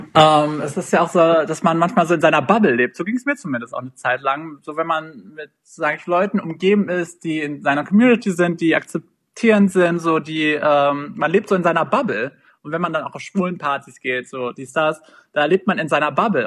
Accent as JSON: {"language": "German", "town": "Minden", "region": "North Rhine-Westphalia", "country": "Germany", "tie": "born or raised there", "said": "Ich komme aus Minden, also Shoutout an alle meine Mindener. das ist eine Kleinstadt in äh, NRW, direkt an der Grenze zu Niedersachsen"}